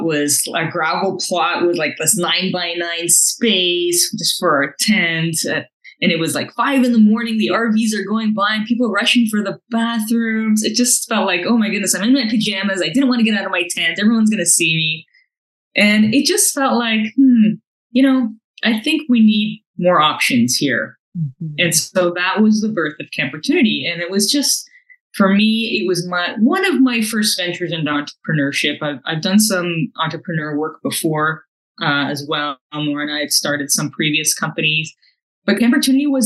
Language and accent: English; North Vancouver, British Columbia, Canada; Born and raised in North Vancouver, I graduated from Simon Fraser University